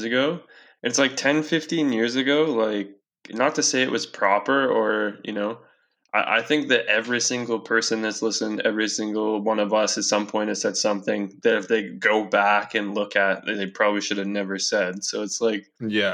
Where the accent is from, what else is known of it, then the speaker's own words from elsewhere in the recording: Castlegar, British Columbia, Canada; we're 18 year old white guys growing up in Castlegar.